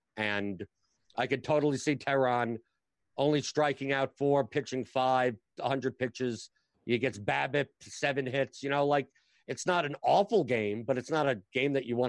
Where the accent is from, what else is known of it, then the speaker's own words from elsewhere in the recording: New York, United States; I'm from New York.